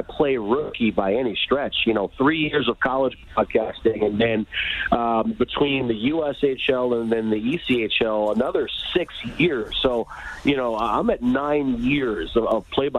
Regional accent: Detroit, Michigan, United States; born and raised in Hockey Town

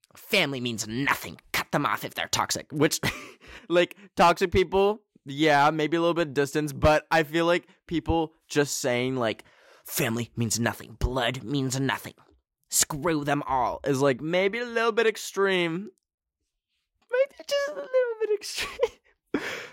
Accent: Canada; I'm a Canadian

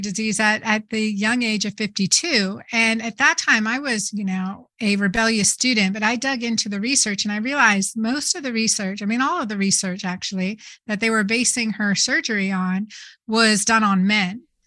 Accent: Doylestown, Pennsylvania, United States; I grew up in Doylestown, Pennsylvania

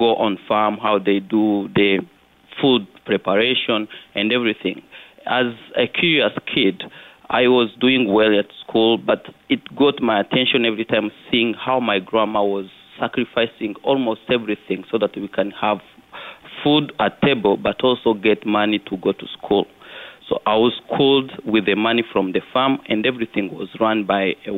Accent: Kirehe, Eastern Province, Rwanda; also born or lived in Kigali, Rwanda; I was born in Kigali, but I happen to have grown up in a rural area of Rwanda in eastern Kirehe. So I was raised by my grandma

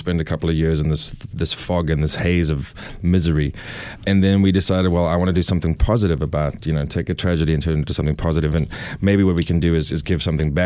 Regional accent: South Africa; moved away as an adult; also born or lived in Los Angeles, United States / New Hampshire, United States; now in Nashville, United States; I'm from South Africa

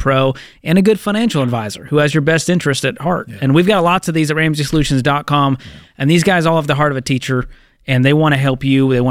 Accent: Boston, Massachusetts, United States; I'm from Boston

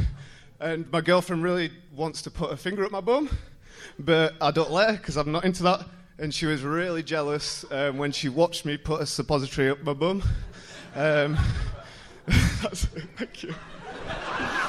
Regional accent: Leeds, Yorkshire and the Humber, United Kingdom; I'm from Leeds

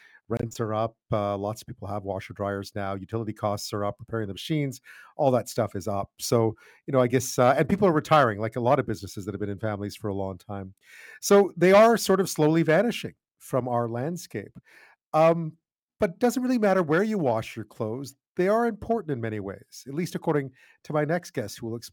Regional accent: Montreal, Quebec, Canada; growing up in Montreal

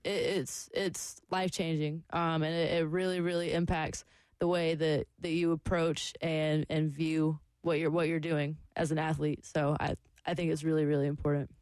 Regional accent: Lexington, South Carolina, United States; I grew up in the South and here like competitive cheerleading is everything. like my high school, Lexington High School

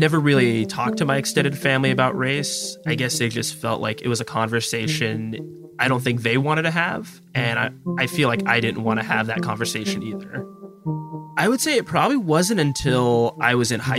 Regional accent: Lakewood, Washington, United States; now in Tacoma, United States; I grew up in Lakewood, Washington, which is right outside of Tacoma

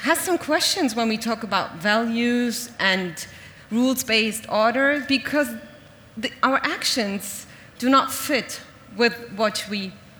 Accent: Berlin, Germany; I was born in Berlin, I'm a German Palestinian

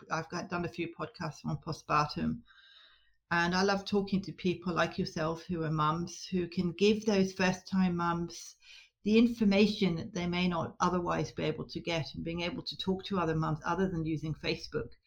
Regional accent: Scotland, United Kingdom; now in Australia; Um, Northwest Tasmania. I emigrated from Scotland around about 1992 ish

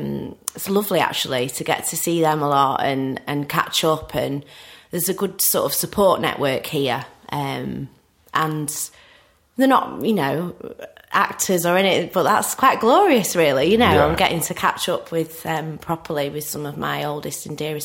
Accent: Stockport, North West England, United Kingdom; also born or lived in Rochdale; Well, I was born in Rochdale and then moved to the Stockport area sort of a bit later on. I was probably, about 6 or 7. It's nice to be back in the hood.

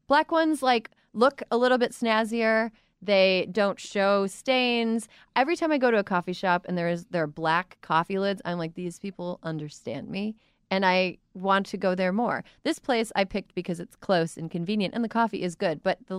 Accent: Midwest, United States; I'm from the Midwest

